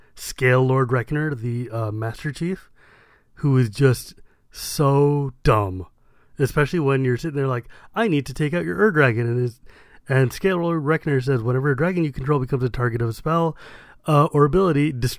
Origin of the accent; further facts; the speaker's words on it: California, United States; Look, yeah, I'm from California.